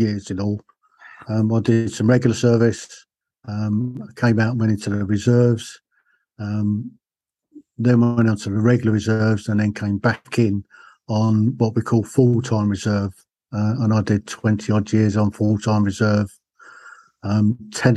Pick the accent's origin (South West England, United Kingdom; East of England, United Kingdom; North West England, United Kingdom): East of England, United Kingdom; Hatfield; I was born just outside London on the north side, a place called Hatfield in Hertfordshire